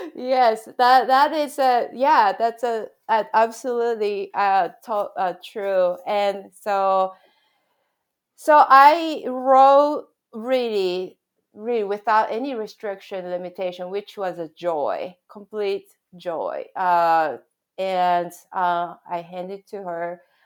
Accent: Japan; moved away; my background growing up in Japan

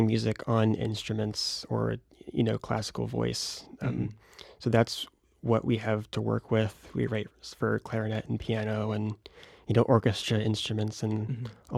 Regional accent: Brandon, Florida, United States; now in Rochester, United States; I was raised in the Brandon area

